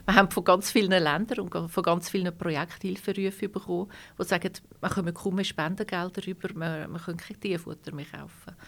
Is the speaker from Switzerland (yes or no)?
yes; Switzerland; bei uns in der Schweiz